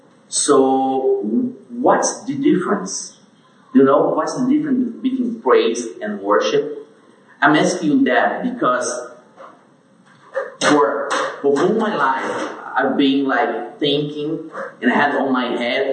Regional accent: Brazil; As everyone introduced me … from Brazil.

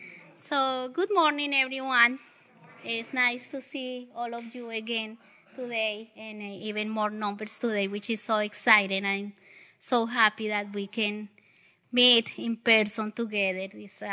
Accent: the South, United States; accent: Southern; you need to get in use with my Southern accent. Very southern.

